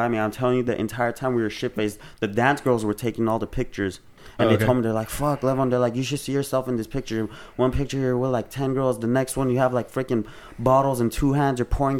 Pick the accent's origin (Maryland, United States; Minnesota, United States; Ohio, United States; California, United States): California, United States; Los Angeles; and I'm from Los Angeles